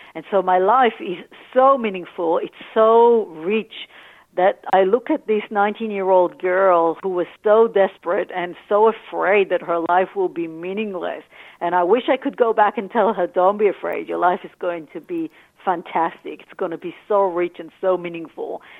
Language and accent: English; Tel Aviv, Tel Aviv District, Israel; moved away as an adult; now in Australia; I grew up in Tel Aviv